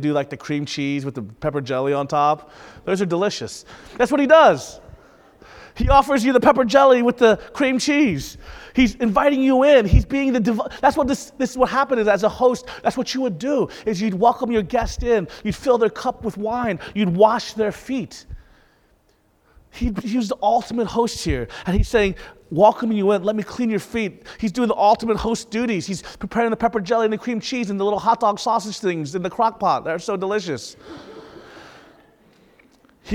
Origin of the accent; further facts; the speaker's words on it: Panama City, Florida, United States; moved away; I'm from Panama City. That's where I grew up most of my life.